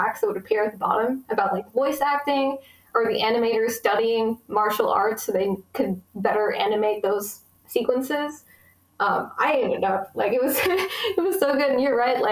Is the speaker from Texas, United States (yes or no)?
yes; Texas, United States; I was born in America. I've lived in Texas my whole life, and I've lived in the same town for like 95% of it